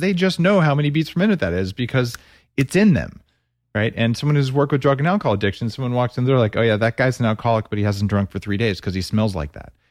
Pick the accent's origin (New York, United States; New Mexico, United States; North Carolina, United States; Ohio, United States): New Mexico, United States; I grew up in New Mexico with green chili